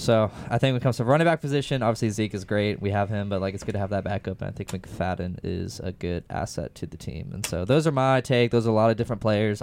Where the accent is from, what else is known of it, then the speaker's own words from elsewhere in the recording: Houston, Texas, United States; I'm from Houston.